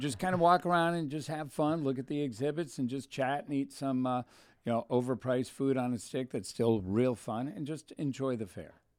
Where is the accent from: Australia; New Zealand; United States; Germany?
United States; Thousand Oaks, California; I'm a Thousand Oaks kid